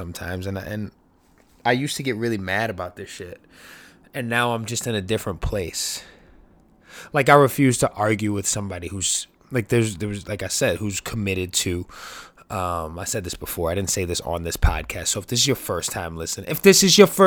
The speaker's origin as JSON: {"language": "English", "town": "New York City", "region": "New York", "country": "United States", "tie": "born or raised there", "said": "born and raised in New York City"}